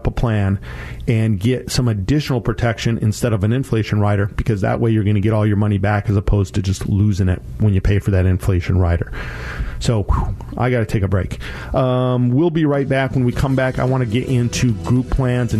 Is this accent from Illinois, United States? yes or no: no; Colorado, United States; now in Washington, United States; That's my home state